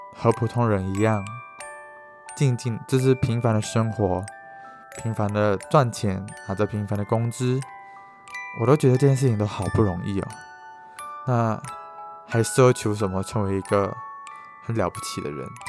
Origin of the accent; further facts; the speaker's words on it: East Malaysia, Malaysia; 像可能在我这个家乡，大家都会坐飞机跨过一个南中国海，去到一个比较大的城市，然后去念书